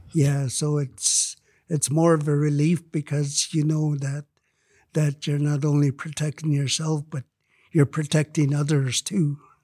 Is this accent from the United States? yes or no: no; Lytton, British Columbia, Canada; Lytton is my hometown